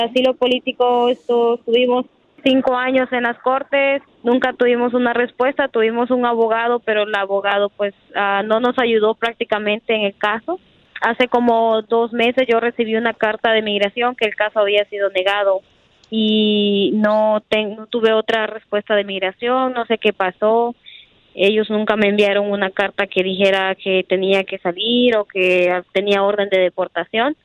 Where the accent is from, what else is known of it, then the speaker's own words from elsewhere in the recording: Honduras; now in United States; yo soy de Honduras